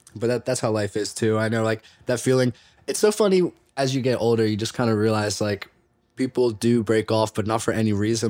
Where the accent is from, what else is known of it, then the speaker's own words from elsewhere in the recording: Delaware, United States; now in Los Angeles, United States; being from Delaware, I didn't realize that, like, being from Delaware left me a little, like, in the blue about a lot of stuff. And then I moved to L